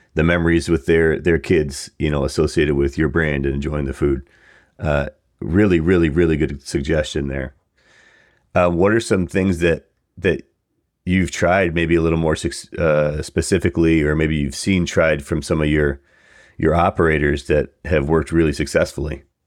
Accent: Buffalo, New York, United States; being from Buffalo, we're both actually from Buffalo area.

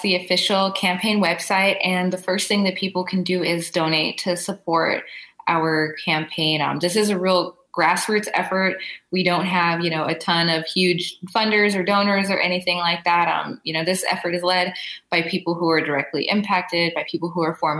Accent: Los Angeles, California, United States; growing up in Los Angeles

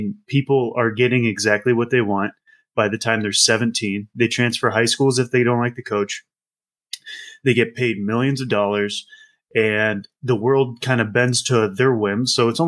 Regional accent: Midwest, United States; No. I'm from the Midwest. I don't. There's lacrosse and there's field hockey, and apparently they're different. That is not a Midwest sport. My high school, we had a fishing team.

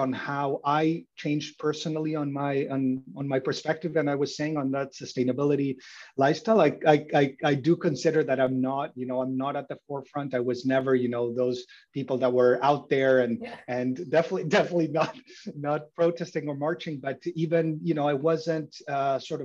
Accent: Uruguay; moved away as an adult; also born or lived in Mexico / Germany; now in Canada; So I was born and raised in Uruguay, and I came to Canada to go to university.

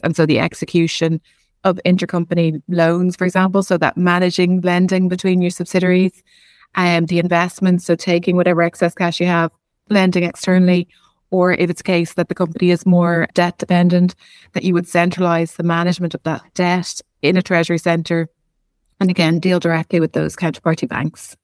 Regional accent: Ireland; being Irish

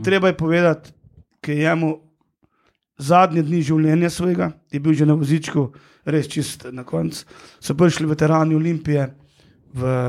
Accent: Hrastnik, Slovenia; sem iz Hrasnika, tega ni bilo nekih prevozov

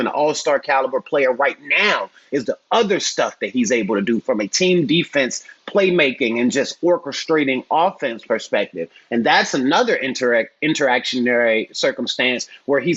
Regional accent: Southside, Virginia, United States; We're both from Southside, Virginia.

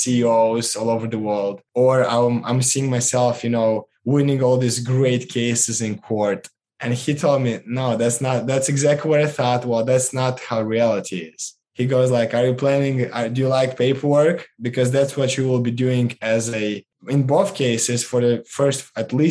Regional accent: Moldova; born or raised there; moved away

